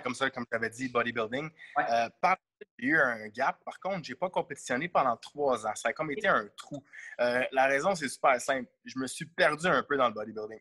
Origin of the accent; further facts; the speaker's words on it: Montreal, Quebec, Canada; je viens de Montréal